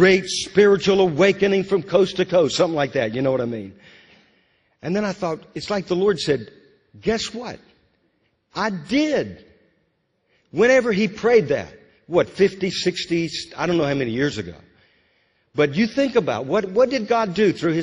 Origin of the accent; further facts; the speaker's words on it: Louisiana, United States; now in Moravian Falls, United States; growing up in Louisiana.